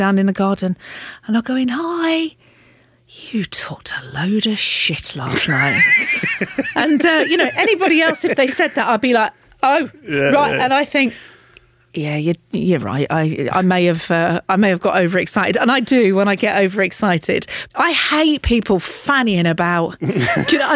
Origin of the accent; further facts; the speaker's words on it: the Fens, East of England, United Kingdom; accent: Fen; I'm from the Fens. You know, we speak as we find there